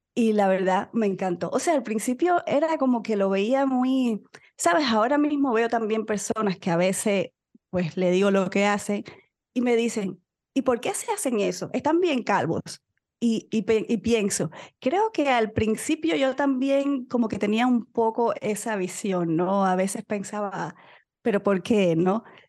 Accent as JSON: {"language": "Spanish", "country": "Cuba", "moved": "yes", "said": "soy médico cubana viviendo en otro país"}